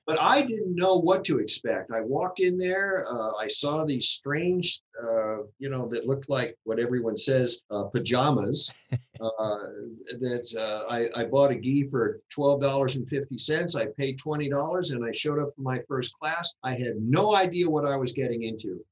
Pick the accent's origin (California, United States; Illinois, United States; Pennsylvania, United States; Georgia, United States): California, United States; Los Angeles; I spent a lot of time in Hollywood, but I grew up in Hollywood.